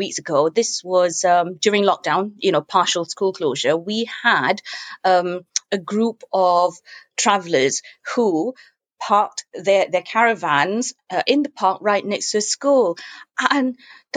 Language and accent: English; Singapore; moved away as an adult; also born or lived in Manchester, England; now in England; I was born in Singapore. I grew up in Singapore, though I've lived in England now longer than I've lived in Singapore.